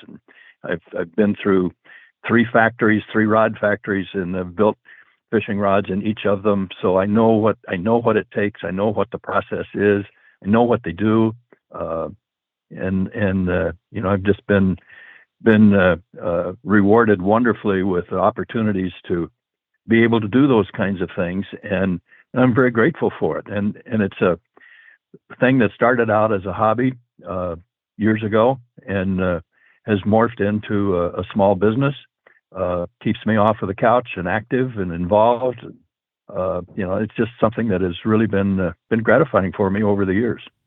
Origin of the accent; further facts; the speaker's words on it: Breezy Point, Minnesota, United States; my hometown of Breezy Point, Minnesota